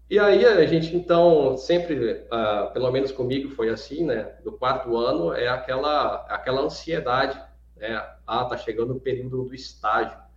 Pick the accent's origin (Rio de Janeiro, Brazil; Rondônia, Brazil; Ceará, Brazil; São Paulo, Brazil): Rondônia, Brazil; Alta Floresta do Oeste; eu sou natural da cidade de Alta Floresta do Oeste, do estado de Rondônia, talvez uma cidade mais conhecida, né, uma referência, é, fica a 100 quilômetros da cidade de Cacoal, lá em Rondônia.